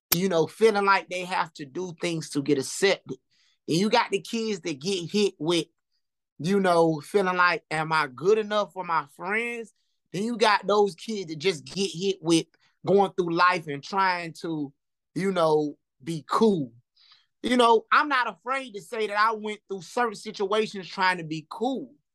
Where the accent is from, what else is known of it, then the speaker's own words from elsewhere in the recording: Lumberton, North Carolina, United States; me growing up in Lumberton